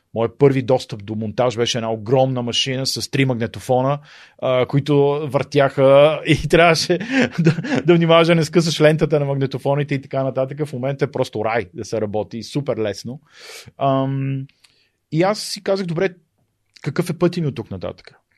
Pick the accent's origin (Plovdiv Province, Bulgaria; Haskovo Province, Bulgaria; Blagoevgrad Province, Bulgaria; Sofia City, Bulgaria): Sofia City, Bulgaria; Sofia; moved away as an adult; also born or lived in Pravets; now in Germany; съм от София и съм имал така, смятам за удоволствие да израсна в, в центъра на София